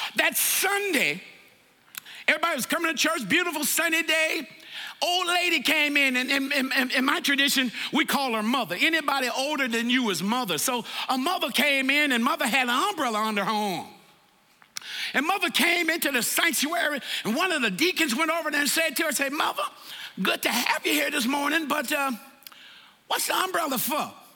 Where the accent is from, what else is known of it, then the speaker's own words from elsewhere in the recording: the South, United States; moved away; I'm from the South